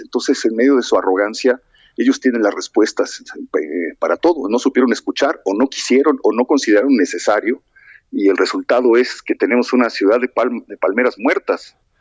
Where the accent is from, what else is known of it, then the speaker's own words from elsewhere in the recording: Mexico; somos los mexicanos